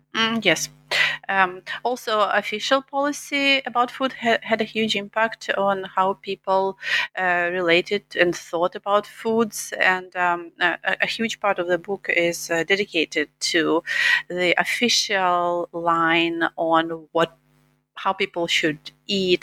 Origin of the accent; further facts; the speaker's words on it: Eastern Ukraine, Ukraine; English is a second language; moved away as an adult; now in United States; I'm from Eastern Ukraine, and um, I lived all my childhood up to after college um, there